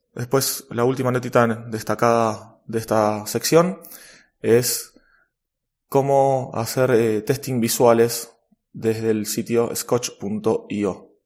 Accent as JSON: {"language": "Spanish", "country": "Argentina", "said": "en mi país, en Argentina"}